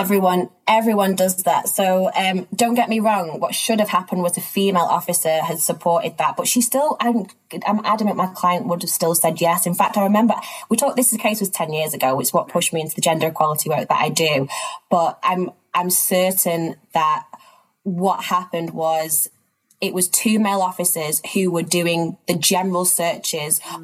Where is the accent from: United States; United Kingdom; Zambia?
United Kingdom; Manchester, North West England; moved away as an adult; also born or lived in East Africa; now in London, United Kingdom; I'm from Manchester in the UK, but I actually live and work between London and areas of East Africa. Um, I grew up up here